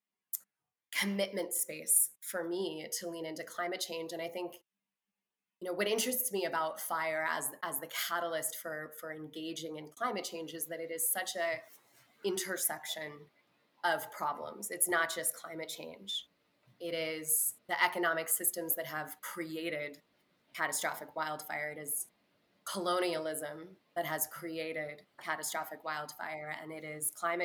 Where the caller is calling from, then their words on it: Oakland, California, United States; I am calling in from Oakland, California